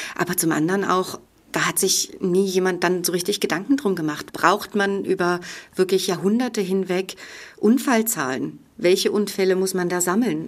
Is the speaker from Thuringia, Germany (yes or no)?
yes; Franconian part of Thuringia, Germany; Ich bin groß geworden in den Mittelgebirgen Franken, im fränkischen Bereich von Thüringen.